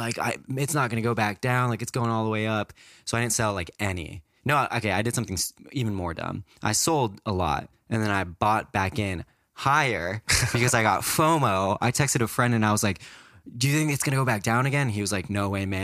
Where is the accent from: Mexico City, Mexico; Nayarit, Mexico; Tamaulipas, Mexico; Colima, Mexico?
Mexico City, Mexico; now in United States; I was born in Mexico City, moved over to the U.S.